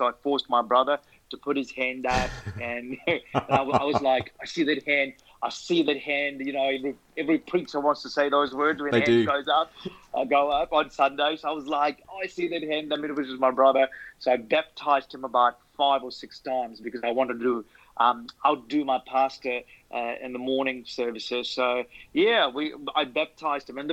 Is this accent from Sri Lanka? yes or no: yes; Sri Lanka; now in Auckland, New Zealand; I'm originally from Sri Lanka, but moved to New Zealand about 22 years ago